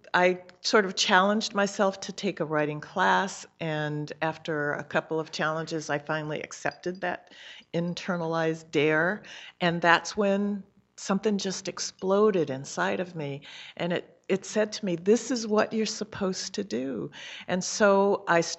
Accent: California, United States; I'm from California

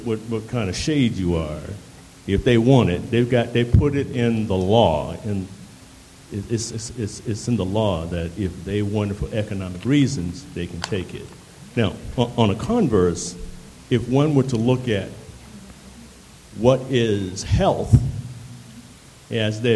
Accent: Annapolis, Maryland, United States; now in Baltimore, United States; I come from Annapolis, like that brother come from D.C., and I settled here in Baltimore

